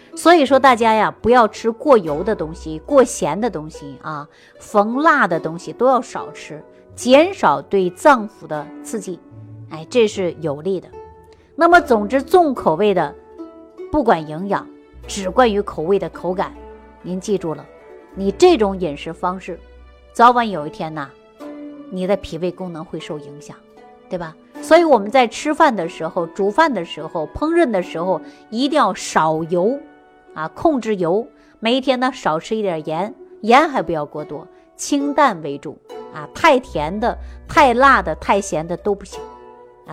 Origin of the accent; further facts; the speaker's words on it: China; 作为我们中国人